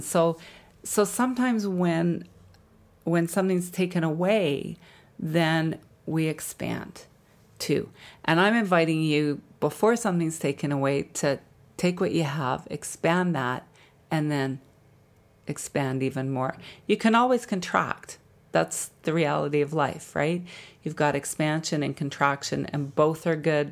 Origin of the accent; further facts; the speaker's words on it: Jasper, Alberta, Canada; I grew up in Jasper, Alberta